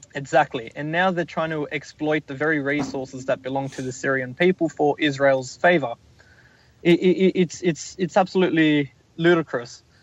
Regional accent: Australia; my home country in Australia

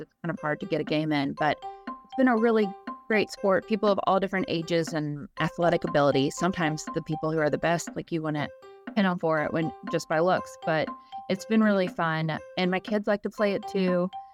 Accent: Lexington, Kentucky, United States; I'm actually from Lexington

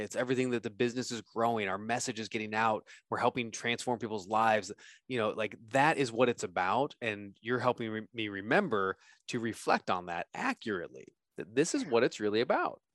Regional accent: California, United States; moved away; I'm from California, so I'm coming back home

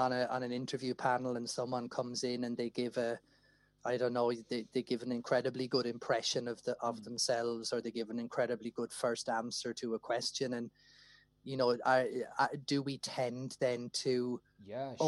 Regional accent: Wexford, Leinster, Ireland; moved away; I'm originally from Wexford

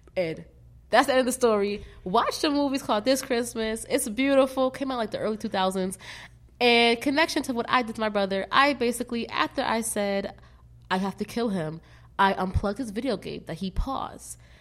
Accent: Philadelphia, Pennsylvania, United States; moved away; also born or lived in Vermont; Born in West Philadelphia, born and raised.

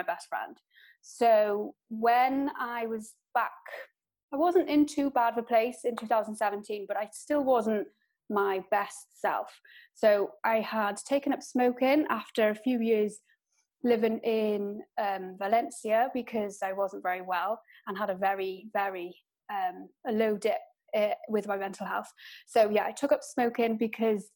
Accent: Wales, United Kingdom; I am Welsh. So I live in Wales, in West Wales

